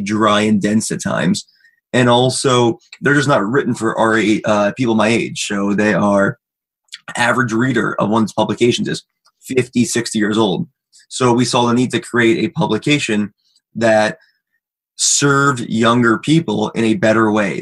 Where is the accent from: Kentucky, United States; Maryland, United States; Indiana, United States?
Maryland, United States; also born or lived in Michigan; I'm from Maryland